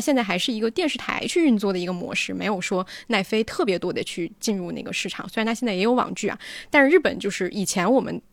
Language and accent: Chinese; China; 我们其实中国人